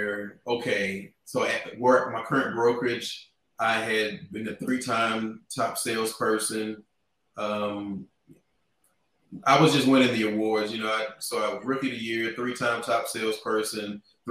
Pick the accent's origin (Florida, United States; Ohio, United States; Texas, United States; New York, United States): Texas, United States; Fort Worth; now in Dallas, United States; born and raised here in Fort Worth, Texas